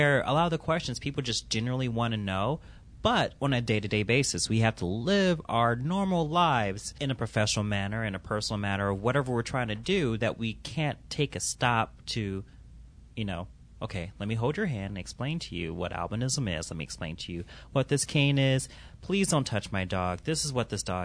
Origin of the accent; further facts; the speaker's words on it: Milwaukee, Wisconsin, United States; I'm from Milwaukee